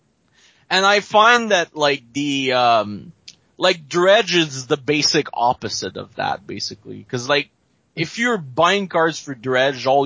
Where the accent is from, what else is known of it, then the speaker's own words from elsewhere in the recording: Montreal, Quebec, Canada; I'm from Montreal, basically. Okay. Just a little outside of it